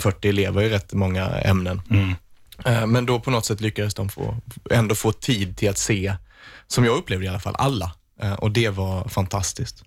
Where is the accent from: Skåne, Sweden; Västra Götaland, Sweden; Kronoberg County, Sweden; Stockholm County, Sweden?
Skåne, Sweden; Vittsjö; i Vittsjö där jag är ifrån